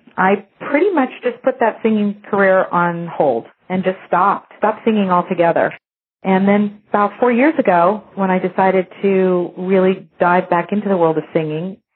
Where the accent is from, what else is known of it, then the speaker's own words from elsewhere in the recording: La Jolla, California, United States; I grew up down in La Jolla, California